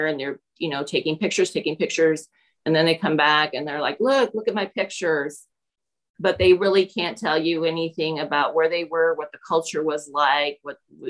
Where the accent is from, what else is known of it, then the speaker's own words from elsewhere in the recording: Peru; now in Indianapolis, United States; I grew up in Peru.